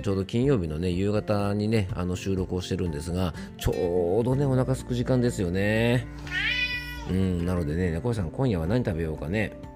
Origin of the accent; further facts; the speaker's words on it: Fuefuki, Yamanashi, Japan; 僕の地元の笛吹市というところはね、桃の出荷量は日本一じゃないかな